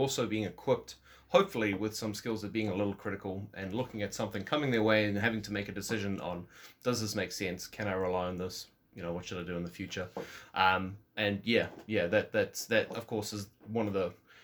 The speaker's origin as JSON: {"language": "English", "town": "Walvis Bay", "region": "Erongo", "country": "Namibia", "tie": "born or raised there", "moved": "yes", "lives_now": "New Zealand", "said": "I was born in Wolfersbaai, Namibia."}